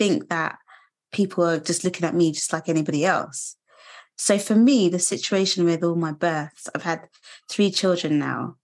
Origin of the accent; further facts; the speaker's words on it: London, United Kingdom; I was born in London, which is like a multicultural melting pot